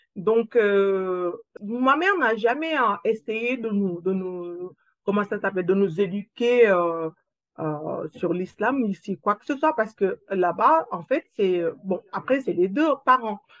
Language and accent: French; Senegal; moved away as an adult; now in France; je suis née dans, une ville, euh, dans, la province, où j'ai grandi là-bas